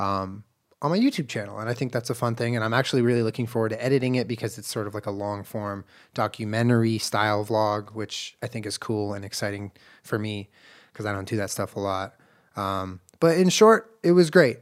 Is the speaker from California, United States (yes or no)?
yes; Southern California, United States; also born or lived in Santa Monica / Culver City; I grew up in Southern California